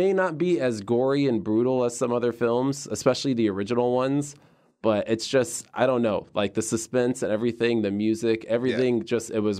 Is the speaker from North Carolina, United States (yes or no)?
no; Las Vegas, Nevada, United States; moved away as an adult; now in Scottsdale, United States; Well, I'm from Vegas. I just moved out here to Scottsdale. You know that I've been here for a few months